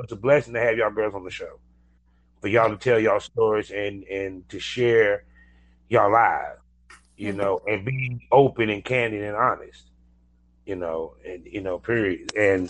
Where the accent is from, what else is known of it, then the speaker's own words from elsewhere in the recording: Durham, California, United States; Yeah, I'm actually from Cali. I'm from California. Yes, I am.